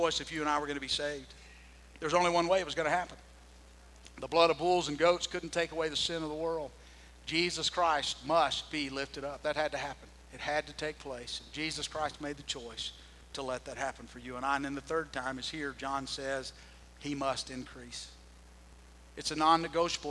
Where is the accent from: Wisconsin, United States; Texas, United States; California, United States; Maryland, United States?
Texas, United States; Sulphur Springs; I was growing up in Sulphur Springs. I was a sophomore